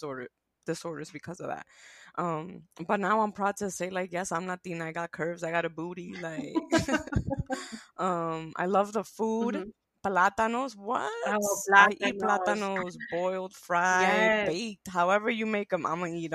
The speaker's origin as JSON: {"language": "English", "town": "New York City", "region": "New York", "country": "United States", "tie": "born or raised there", "also_born_or_lived": "Pennsylvania / Connecticut / Florida / Tennessee", "moved": "yes", "said": "growing up in Washington Heights is very much Dominicans"}